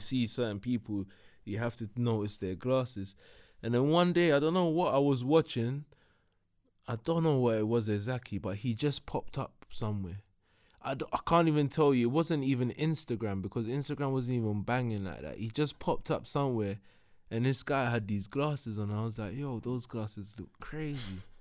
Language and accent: English; London, United Kingdom; also born or lived in Broadwater Farm; I grew up in Tottenham and Hackney.